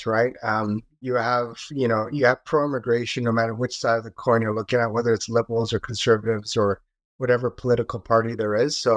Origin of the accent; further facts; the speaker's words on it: Canada; as a Canadian